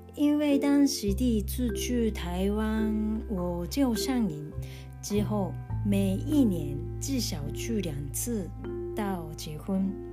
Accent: Japan; Chinese is a second language; 在日本出生，也在日本长大的纯日本人。现在住在东京

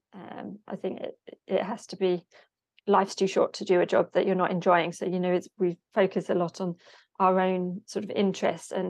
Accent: Hertford, East of England, United Kingdom; I grew up in Hartford, which is just kind of next door

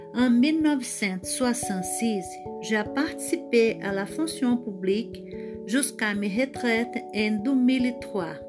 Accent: Brasília, Federal District, Brazil; French is a second language; also born or lived in Araruama, Rio de Janeiro; Dans les années 60, ma famille est venue à Brasilia. Ici, j'ai grandi

